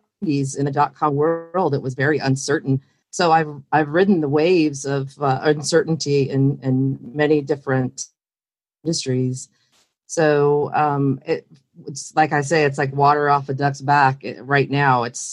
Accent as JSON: {"language": "English", "region": "California", "country": "United States", "said": "I came from California, Northern California, where I was in the dot-com world"}